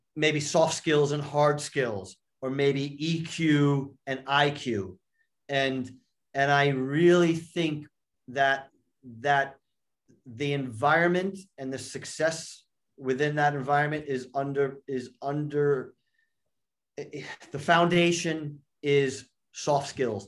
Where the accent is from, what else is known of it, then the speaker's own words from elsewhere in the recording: New York, United States; I grew up in New York, uh, just outside New York